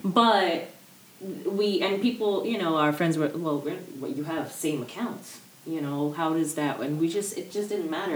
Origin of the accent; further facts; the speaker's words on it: Cherry Hill, New Jersey, United States; moved away as an adult; now in Syracuse, United States; we're from the South Jersey area, mm. and you know Cherry Hill in particular